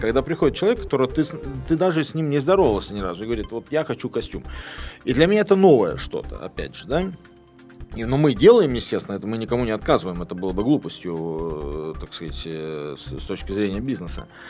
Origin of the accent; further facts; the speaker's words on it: Lithuania; moved away as an adult; also born or lived in Kaliningrad, Russia / United States / United Kingdom; я родился в Литве, уехал в Калининград, поступил на Калининградский, э, уни... Калининградский университет